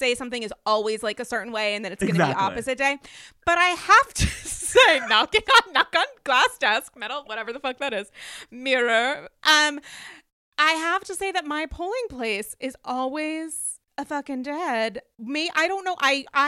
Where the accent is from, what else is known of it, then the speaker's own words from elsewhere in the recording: New York, United States; this as a New Yorker.